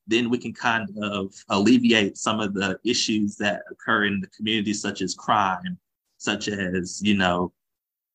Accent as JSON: {"language": "English", "town": "Augusta", "region": "Georgia", "country": "United States", "tie": "born or raised there", "said": "Was proudly born in Augusta, born and raised in Augusta"}